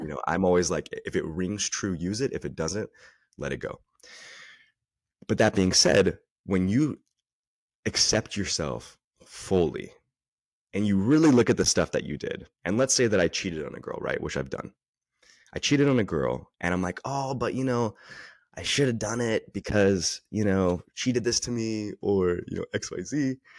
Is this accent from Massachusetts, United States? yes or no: no; Northern California, United States; also born or lived in Dallas, Texas; I'm born in Texas, raised in Northern California